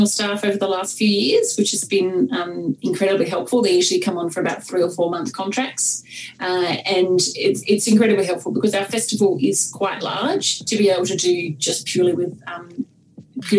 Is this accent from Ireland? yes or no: no; Tasmania, Australia; moved away; when I was a teenager growing up in Tasmania in the 90s